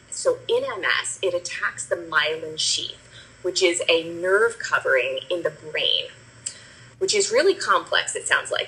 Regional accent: New Jersey, United States; moved away as an adult; now in Bucks County, Pennsylvania, United States; I grew up in New Jersey

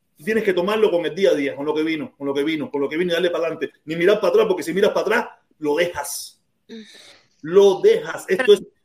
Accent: Cuba; now in Miami, United States; Cuba, que es mi madre patria, mi madre patria, donde yo nací, donde vive mi familia

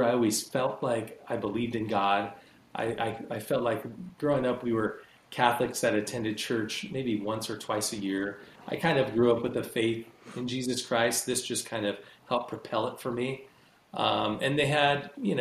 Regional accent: Rancho Cucamonga, California, United States; also born or lived in Ontario, California; I grew up down in Southern California. I grew up kind of in near, do you guys know where Rancho Cucamonga is?

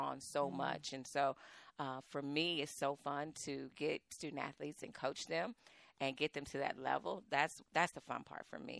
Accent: Waco, Texas, United States; I'm from Waco. Waco, this is home. I went to high school at La Vega

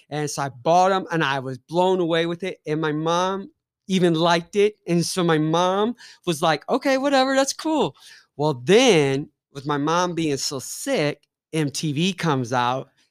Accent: Ferguson, Missouri, United States; moved away as an adult; now in Kansas City, United States; growing up in Ferguson was awesome. Growing up in Saint Louis was different

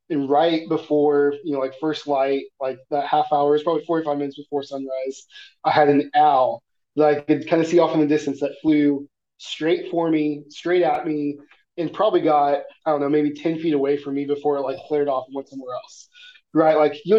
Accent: Missouri, United States; Like, growing up in Missouri, you know, there's foxes all over the place, but you never see them.

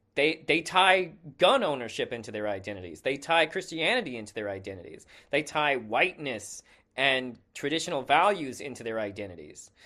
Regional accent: United States

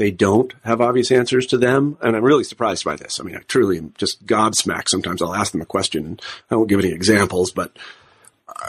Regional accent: Midwest, United States; I'm a Midwesterner.

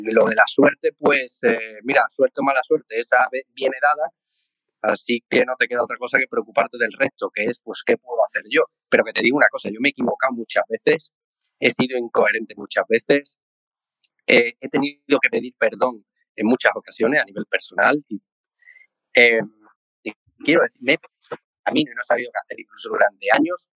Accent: Seville, Andalusia, Spain; como buen sevillano

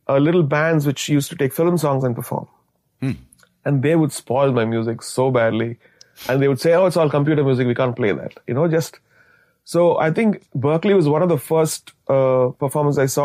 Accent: India; as an Indian composer

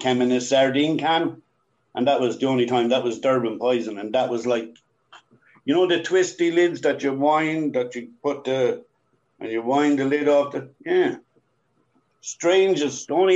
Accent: Ireland; moved away; growing up in Ireland, I seen way too much

